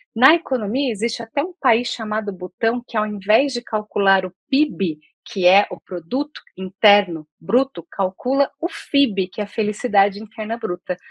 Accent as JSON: {"language": "Portuguese", "town": "Campinas", "region": "São Paulo", "country": "Brazil", "tie": "born or raised there", "moved": "yes", "lives_now": "Porto Alegre, Brazil", "said": "moro aqui em Porto Alegre, mas sou nascida em Campinas"}